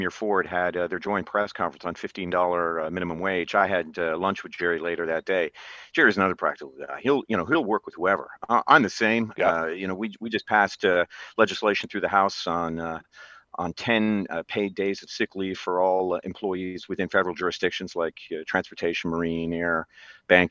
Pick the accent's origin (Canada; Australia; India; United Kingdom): Canada; Newfoundland and Labrador; I grew up in Newfoundland, an island in the middle of the North Atlantic.